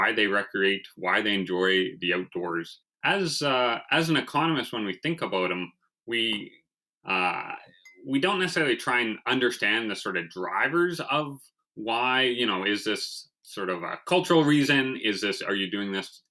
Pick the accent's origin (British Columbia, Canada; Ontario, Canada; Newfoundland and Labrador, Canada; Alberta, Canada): British Columbia, Canada; Vancouver; moved away as an adult; now in Saskatchewan, Canada; I was raised in Vancouver, where there was no pond hockey